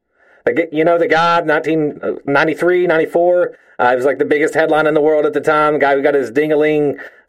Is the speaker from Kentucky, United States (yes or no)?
yes; Kentucky, United States; just because I'm from Kentucky doesn't mean we get shit-faced and hammered on bush lights and throw explosives into ponds looking for catfish after banging our sisters.